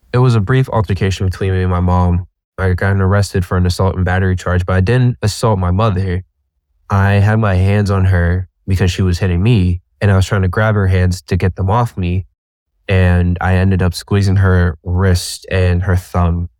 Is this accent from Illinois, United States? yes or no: no; Boston, Massachusetts, United States; I'm from Boston, Massachusetts